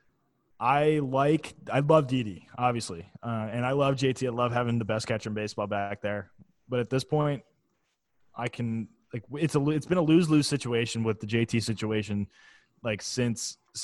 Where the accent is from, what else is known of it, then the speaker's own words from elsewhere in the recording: Philadelphia, Pennsylvania, United States; I am a Philadelphian.